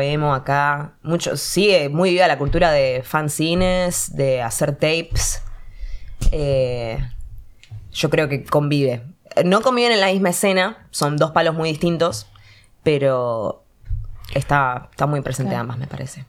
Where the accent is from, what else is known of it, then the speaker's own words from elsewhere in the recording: Argentina; uno ya como argentino está tan acostumbrado al bardo